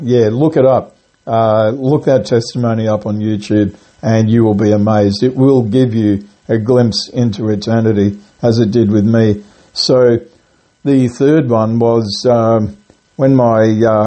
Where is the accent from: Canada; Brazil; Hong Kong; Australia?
Australia; Grafton, New South Wales; now in Gold Coast, Australia; where I was born and raised, in a town called Grafton in New South Wales